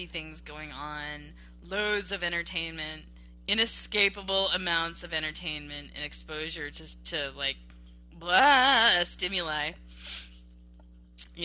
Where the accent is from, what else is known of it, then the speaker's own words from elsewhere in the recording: Panama City Beach, Florida, United States; now in Texas, United States; I grew up in Panama City Beach